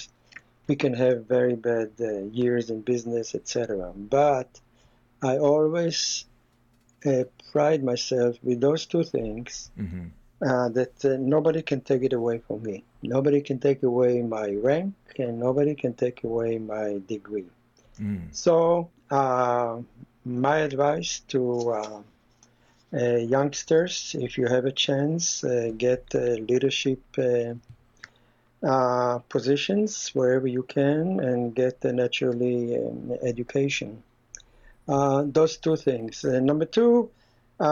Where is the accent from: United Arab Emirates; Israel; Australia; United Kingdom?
Israel; moved away as an adult; also born or lived in Los Angeles, United States; now in United States; I was born in Israel. I came to America when I was 23 to go to school